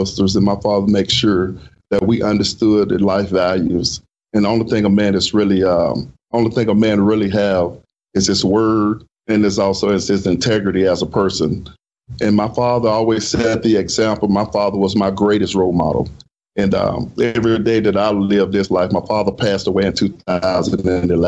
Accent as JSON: {"language": "English", "town": "Shreveport", "region": "Louisiana", "country": "United States", "tie": "born or raised there", "also_born_or_lived": "Gulfport, Mississippi", "moved": "as an adult", "said": "I grew up in Shreveport, Louisiana"}